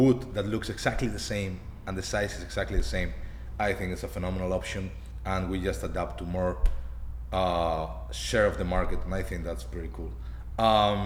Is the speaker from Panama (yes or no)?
no; Spain; We're from Spain